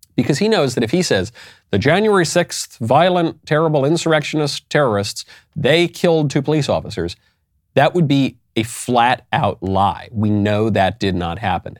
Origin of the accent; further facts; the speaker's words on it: New York, United States; moved away; also born or lived in California; I come from New York. I lived in California